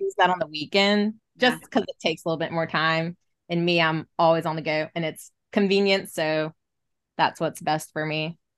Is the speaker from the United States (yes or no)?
yes; the South, United States; growing up in the South